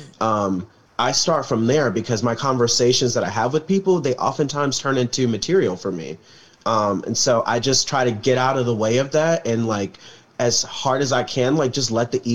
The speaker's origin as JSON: {"language": "English", "town": "Chicago", "region": "Illinois", "country": "United States", "tie": "born or raised there", "said": "Growing up on the South Side of Chicago"}